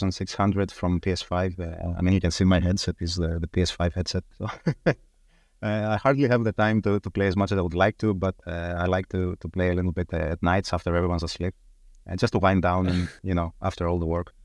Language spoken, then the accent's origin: English; Thessaloniki, Central Macedonia, Greece; English is a second language; moved away as an adult; now in London, United Kingdom; I was born and raised in Thessaloniki in Greece, where I studied dentistry. I graduated in 2006. And then immediately within a couple of months, I moved to London, UK.